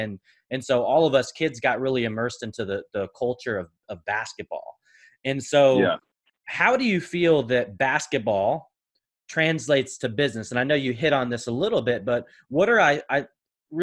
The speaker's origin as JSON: {"language": "English", "town": "Portland", "region": "Oregon", "country": "United States", "tie": "born or raised there", "said": "I grew up in Portland"}